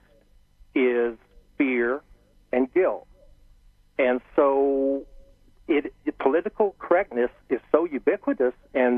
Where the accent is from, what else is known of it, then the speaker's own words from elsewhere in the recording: Harrold, Texas, United States; my roots are in Texas. I grew up in Texas, and I grew up in a small town